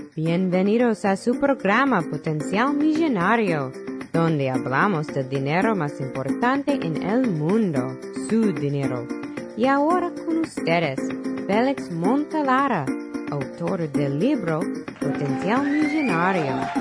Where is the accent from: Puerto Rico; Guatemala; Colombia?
Puerto Rico; San Juan; now in United States; allá en el barrio donde yo me crié, en Barrio Obrero, Santurce